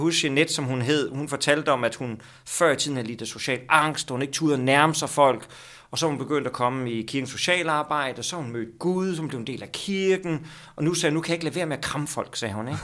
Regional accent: Skellefteå, Västerbotten County, Sweden; now in Copenhagen, Denmark; jeg er født i Sverige

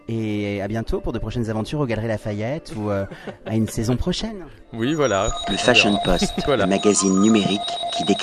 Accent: Paris, Île-de-France, France; also born or lived in Brussels, Belgium; Non, je suis parisien.

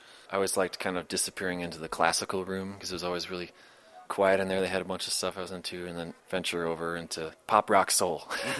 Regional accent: Chicago, Illinois, United States; moved away as an adult; also born or lived in Ann Arbor, Michigan; I grew up in Lincoln Park.

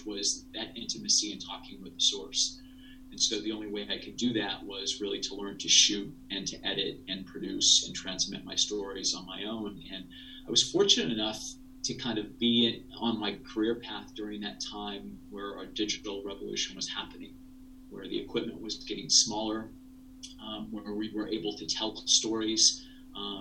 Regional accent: rural Ohio, United States; I grew up in a small town in rural Ohio

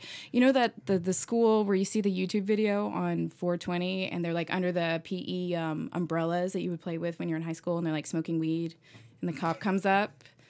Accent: Colorado, United States; moved away as an adult; I'm from Colorado. So up until 7 years ago, born and raised.

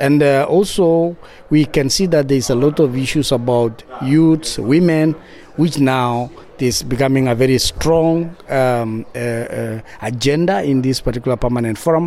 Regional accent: Kenya; from Ogiek community in Kenya

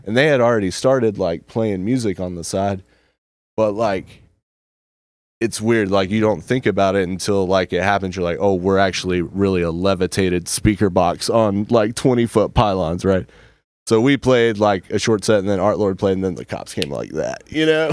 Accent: Emerald Isle, North Carolina, United States; born or raised there; also born or lived in Elkin, North Carolina

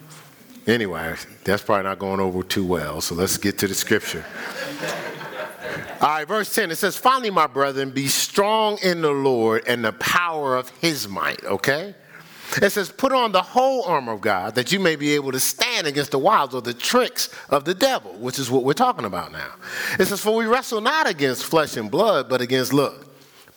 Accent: Newark, New Jersey, United States; I grew up in Newark, but I grew up in what we would call the hood

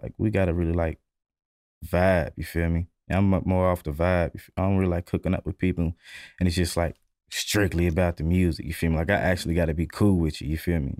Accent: Louisville, Kentucky, United States; I'm from Louisville, Kentucky

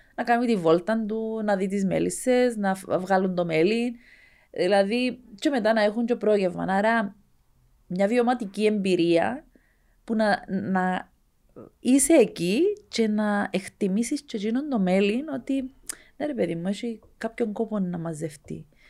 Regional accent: Skarinou, Larnaca District, Cyprus; εμένα το χωριό μου ένα, ήταν ένα πολύ μικρό χωριό

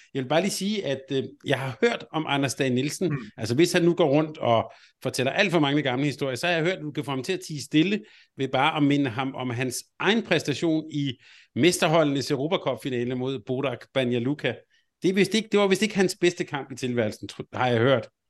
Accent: Helsingør, Capital Region of Denmark, Denmark; jeg er vokset op i Helsingør

